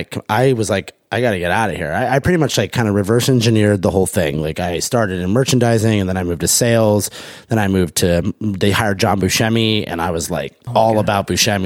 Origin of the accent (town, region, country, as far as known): Los Angeles, California, United States; born or raised there